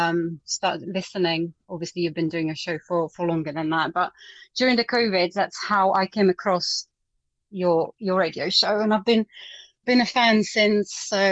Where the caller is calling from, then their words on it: Surrey, South East England, United Kingdom; I'm in Surrey.